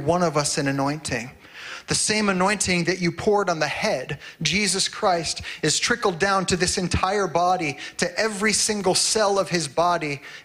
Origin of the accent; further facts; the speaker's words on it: Ohio, United States; moved away as an adult; now in Grande Prairie, Canada; I was in Ohio